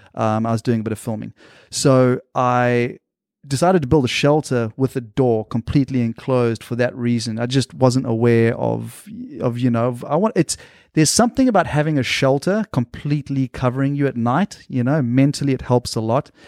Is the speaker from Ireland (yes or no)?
no; South Africa; moved away as an adult; also born or lived in Australia / Tanzania; now in United States; I lived in South Africa until I was about eighteen years old